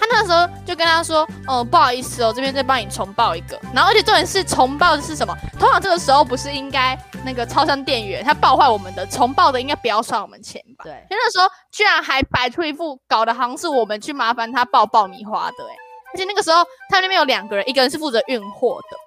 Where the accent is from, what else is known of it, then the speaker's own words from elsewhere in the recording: northern Taiwan, Taiwan; also born or lived in Xialun; 我们都是北部人